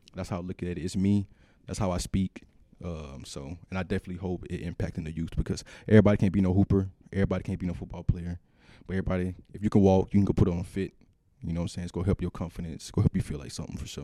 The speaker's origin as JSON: {"language": "English", "region": "Georgia", "country": "United States", "tie": "born or raised there", "also_born_or_lived": "Minnesota", "moved": "as an adult", "said": "because being from the South, I'm from Georgia, but I grew up in a country town, small town."}